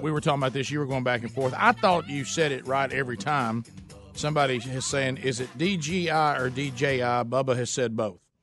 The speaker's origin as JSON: {"language": "English", "country": "United States", "said": "We're from the United States of America."}